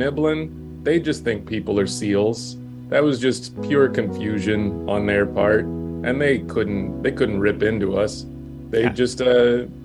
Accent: Texas, United States; moved away; I grew up in Texas

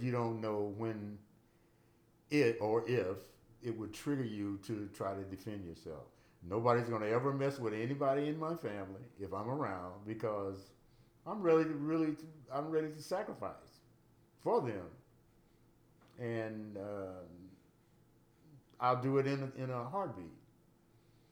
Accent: United States; I'm an American. I was born here

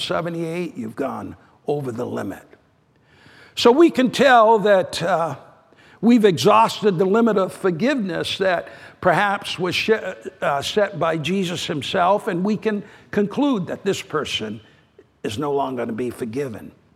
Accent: New Hampshire, United States; New Hampshire, my home state.

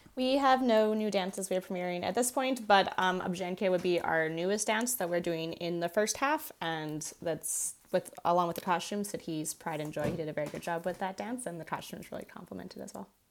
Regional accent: Canada; I am Canadian, my soul is Ukrainian

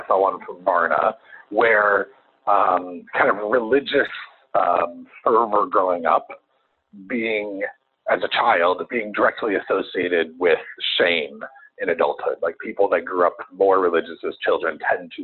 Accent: Chicago, Illinois, United States; I'm a Chicagoan

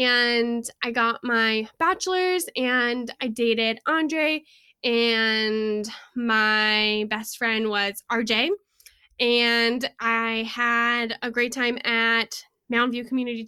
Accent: Houston, Texas, United States; moved away as an adult; now in Colorado, United States; I was born in Houston, Texas in January on the 18th in 1992, and I have a mom and a dad and a sister, and I lived there for 18 years

